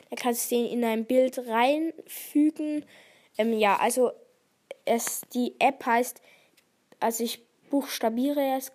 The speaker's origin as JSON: {"language": "German", "country": "Switzerland", "said": "Ja, ich komme aus der Schweiz. Also ich kann auch ähm, Schweizerdeutsch sprechen."}